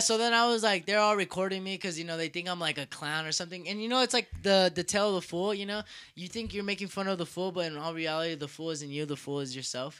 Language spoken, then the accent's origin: English; United States; I'm from the United States